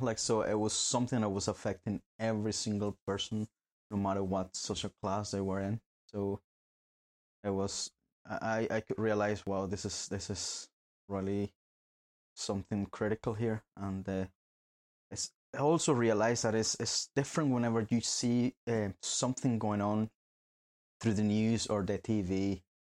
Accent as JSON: {"language": "English", "town": "Barquisimeto", "region": "Lara", "country": "Venezuela", "tie": "born or raised there", "moved": "as an adult", "lives_now": "Northern Ireland, United Kingdom", "said": "I was born in Venezuela myself. Uh, been here in Northern Ireland for nearly nine years."}